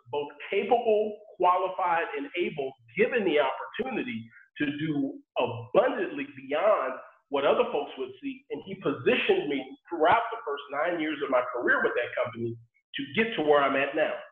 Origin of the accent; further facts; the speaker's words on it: Sugar Land, Texas, United States; growing up in Sugar Land, Texas